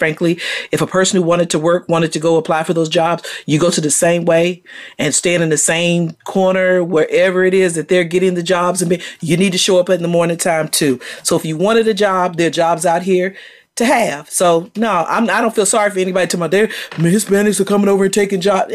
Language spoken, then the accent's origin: English; Virginia, United States; I'm from Virginia